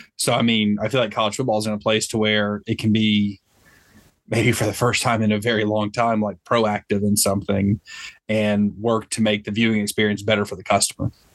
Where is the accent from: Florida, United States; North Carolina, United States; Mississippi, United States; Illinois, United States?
Mississippi, United States; Olive Branch; born or raised there; also born or lived in Memphis, Tennessee